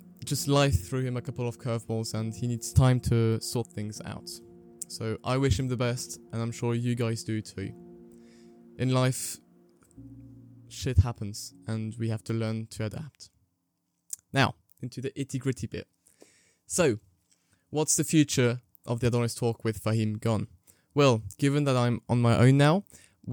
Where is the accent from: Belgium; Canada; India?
Belgium; moved away as an adult; now in Lancaster, United Kingdom; I am French and English, and I was raised in Belgium.